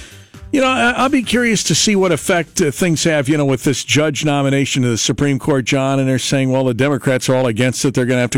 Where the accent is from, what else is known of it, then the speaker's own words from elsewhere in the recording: United States; But I sit back as an American